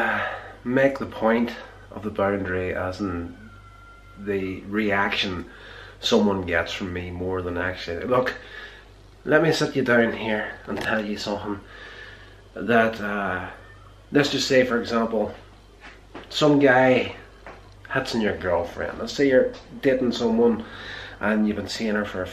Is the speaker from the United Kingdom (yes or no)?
yes; Northern Ireland, United Kingdom; growing up in Northern Ireland here